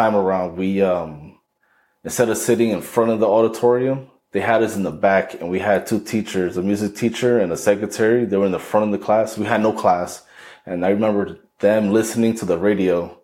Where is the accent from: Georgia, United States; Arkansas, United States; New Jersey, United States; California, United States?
New Jersey, United States; Paterson; I'm originally from Paterson, New Jersey.